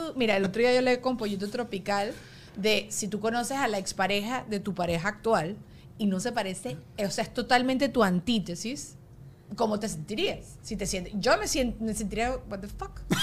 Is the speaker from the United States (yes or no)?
no; Venezuela; porque también crecimos en Venezuela